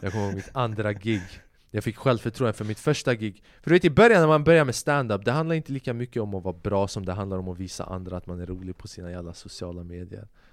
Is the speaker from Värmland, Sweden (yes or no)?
yes; Säffle, Värmland, Sweden; moved away; also born or lived in Albania (ancestry) / abroad (unspecified); jag kommer från Säffle vilket är nära Karlstad.